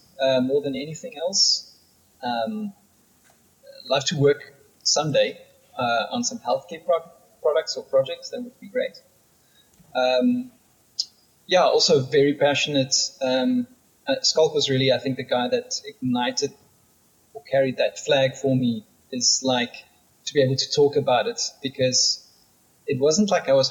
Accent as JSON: {"language": "English", "town": "Pretoria", "region": "Gauteng", "country": "South Africa", "tie": "born or raised there", "moved": "as an adult", "lives_now": "Cape Town, South Africa", "said": "I grew up in Pretoria and I lived there for 30 years and moved to Cape Town about 10 years ago"}